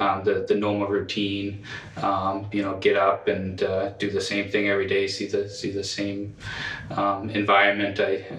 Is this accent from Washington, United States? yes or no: no; Portland, Maine, United States; I'm from Portland, Maine. I grew up in Portland, over at the Riverton area.